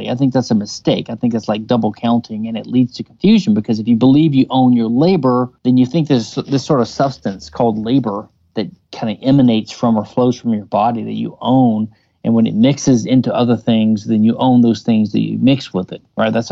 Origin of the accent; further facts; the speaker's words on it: Louisiana, United States; I do think I've learned a few things over the years, even though I am from Louisiana.